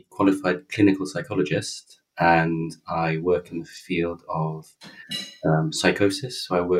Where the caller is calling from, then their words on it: London, United Kingdom; I'm calling in from Notting Hill, London.